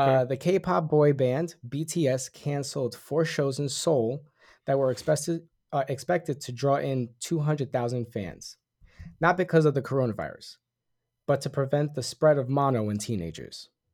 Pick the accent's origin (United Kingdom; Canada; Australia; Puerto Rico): Puerto Rico; I'm Puerto Rican, I'm an American citizen at birth